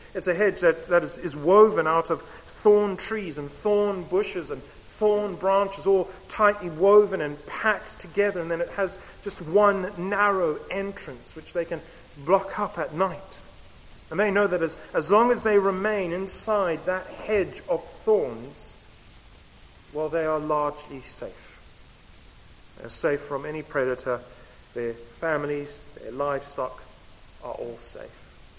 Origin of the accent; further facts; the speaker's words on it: Camberwell, London, United Kingdom; born there; also born or lived in Southern Africa; I was born, in fact, just down the road. I am from Camberwell, but I spent the majority of my life in Southern Africa.